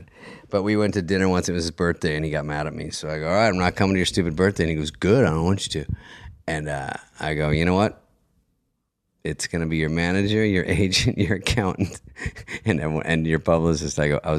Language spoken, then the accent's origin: English; Arizona, United States; Arizona. AZ.